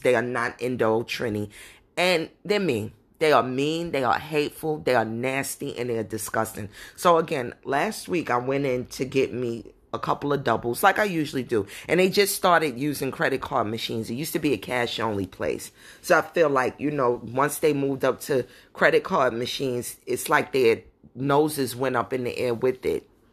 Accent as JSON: {"language": "English", "town": "New York City", "region": "New York", "country": "United States", "tie": "born or raised there", "said": "I'm not from the Caribbean, but I grew up in Brooklyn"}